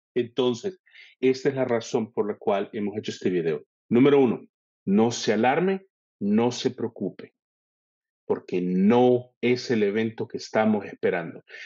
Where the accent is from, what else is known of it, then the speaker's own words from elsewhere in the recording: El Salvador; moved away as an adult; now in Canada; Yo actualmente vivo en Canadá. Carlos está y reside en El Salvador. Ambos somos salvadoreños, trabajamos juntos